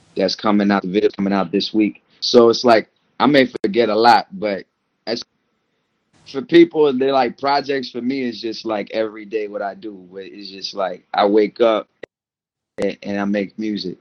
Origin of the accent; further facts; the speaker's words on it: Maryland, United States; moved away as an adult; also born or lived in Paris, France / Washington, D.C. / Comoros; now in Brooklyn, United States; my family moved to uh, Maryland I was four. So I grew up in Maryland, and then I moved around Maryland and D.C. area